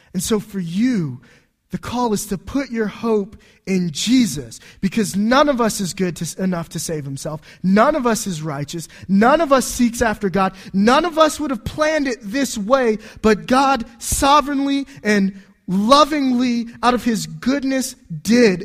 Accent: Homestead, Florida, United States; moved away; also born or lived in Washington, D.C. metropolitan area; I was born in an Air Force base in Homestead, Florida, that doesn't exist anymore, or at least a hospital that doesn't exist. Uh, my wife traces her ancestry back to people who signed the Declaration of Independence. She's from New Jersey. I'm from Florida

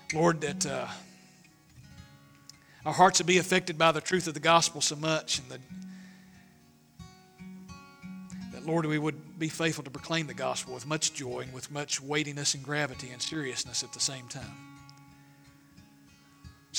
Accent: East Tennessee, United States; I'm proud to be a hillbilly from East Tennessee

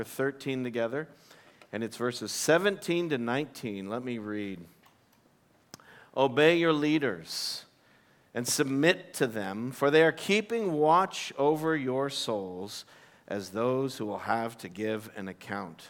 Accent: United States; moved away as an adult; also born or lived in Abu Dhabi; I come from the United States

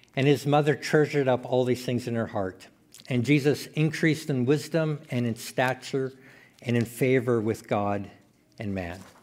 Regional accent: Saskatchewan, Canada; also born or lived in Manitoba; now in Saskatoon, Canada; I was born in Saskatchewan, then kinda moved away

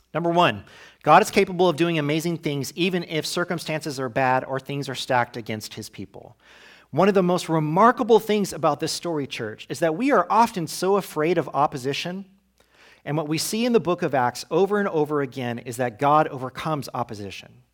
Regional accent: United States; as American Christians

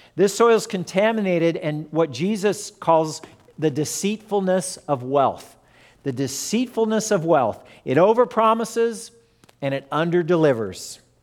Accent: Fullerton, California, United States; born or raised there; also born or lived in Lawton, Oklahoma

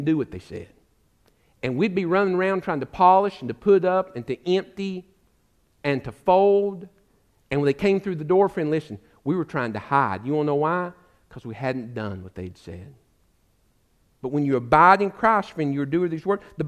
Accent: United States; also born or lived in Alabama; now in East Tennessee, United States; I grew up in the Smoky Mountains.

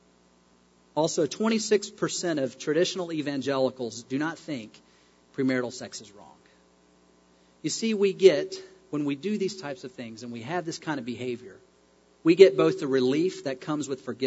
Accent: Knoxville, Tennessee, United States; moved away; my hometown, Knoxville, Tennessee

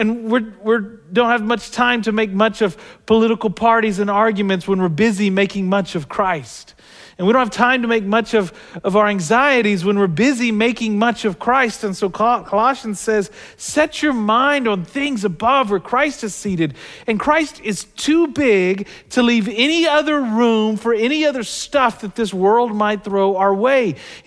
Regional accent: Southern United States, United States; And I grew up in the South, and as the old Southern preacher would say

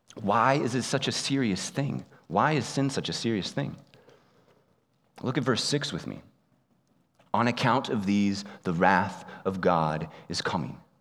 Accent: United States; moved away as an adult; also born or lived in Japan; I, like most of you, grew up in the United States

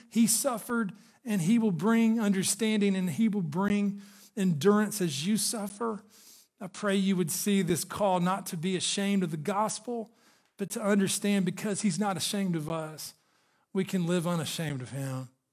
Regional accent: Chattanooga, Tennessee, United States; I grew up in Chattanooga, Tennessee

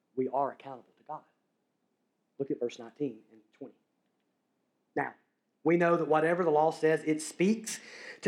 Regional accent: Alabama, United States; I'm from Alabama

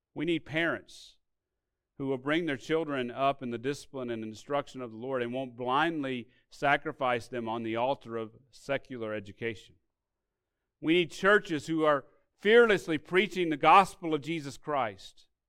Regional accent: Arkansas, United States; My family, when I grew up in Arkansas, received aid from these government sources

